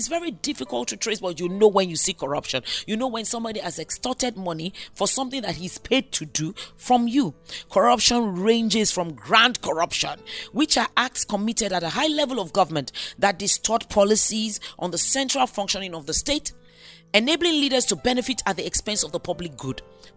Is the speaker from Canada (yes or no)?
no; Nigeria; I'm a Nigerian